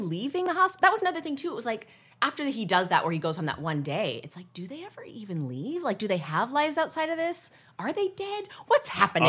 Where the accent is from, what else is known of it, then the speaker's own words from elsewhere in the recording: Canada; I'm Canadian.